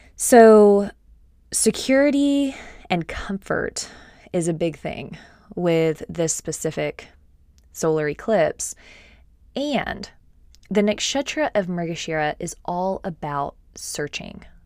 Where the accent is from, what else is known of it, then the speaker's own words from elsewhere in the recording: Austin, Texas, United States; I am from Austin, Texas